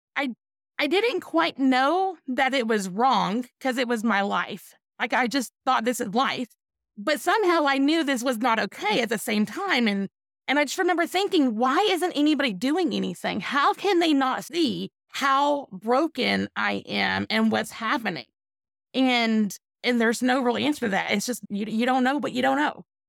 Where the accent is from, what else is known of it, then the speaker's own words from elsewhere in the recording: East Texas, United States; I'm from East Texas